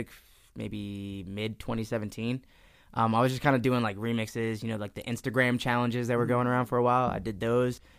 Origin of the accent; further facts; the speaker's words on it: Easton, Pennsylvania, United States; also born or lived in New Jersey; I was born in New Jersey, but I moved out in Easton when I was, like, 5